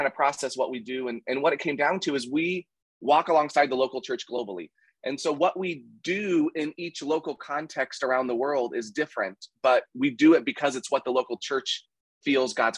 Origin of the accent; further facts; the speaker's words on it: Kansas, United States; now in Anderson, Indiana, United States; I grew up in Kansas